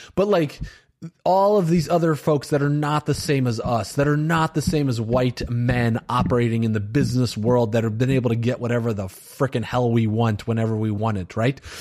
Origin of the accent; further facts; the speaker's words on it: Valparaiso, Indiana, United States; I grew up in a very white town in Valparaiso, Indiana